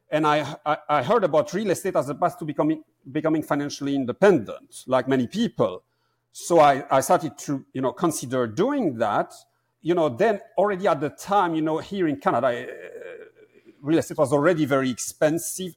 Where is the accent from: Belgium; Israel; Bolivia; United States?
Belgium; born or raised there; moved away as an adult; also born or lived in Amsterdam, Netherlands